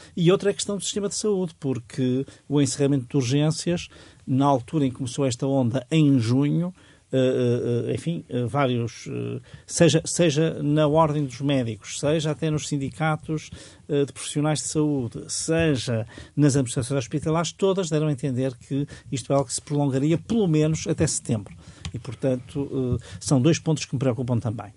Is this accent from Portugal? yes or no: yes; Portugal; muito próximo do sítio onde nasci e onde vivi muitos anos